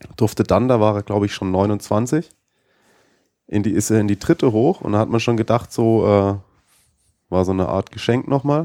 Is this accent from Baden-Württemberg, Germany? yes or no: yes; Baden-Württemberg, Germany; moved away as an adult; now in Munich, Germany; ich komme ja ursprünglich aus Baden-Württemberg